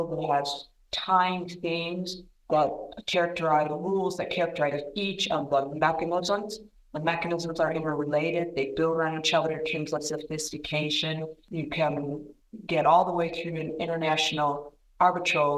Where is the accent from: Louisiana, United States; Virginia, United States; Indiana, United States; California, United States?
Indiana, United States; My home state of Indiana